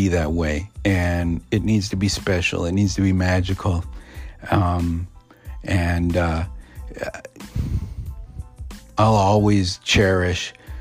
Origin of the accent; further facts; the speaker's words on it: United States; being an Indian or being a Native American